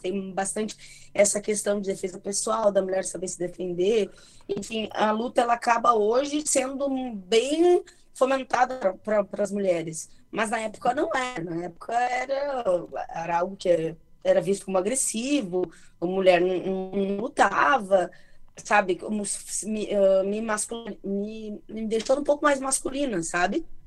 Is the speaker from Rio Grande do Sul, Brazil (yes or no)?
yes; Santa Maria, Rio Grande do Sul, Brazil; also born or lived in Júlio de Castilhos; Eu nasci em Júlio de Castilhos, né? Mas eu cresci em Santa Maria